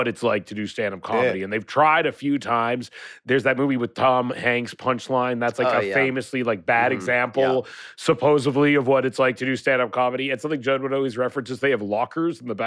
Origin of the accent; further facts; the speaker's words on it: Canada; I'm from Canada